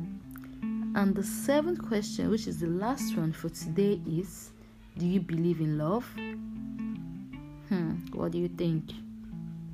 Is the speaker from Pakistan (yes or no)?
no; Edo, Nigeria; I'm from Edo State, Nigeria. Igara to be precise.